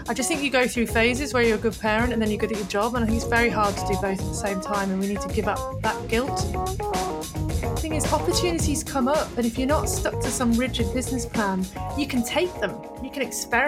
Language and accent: English; Manchester, North West England, United Kingdom; moved away as an adult; now in Australia; But yeah, I'm originally from Manchester, and I say Henley because it sounds posh, but really it was near Reading.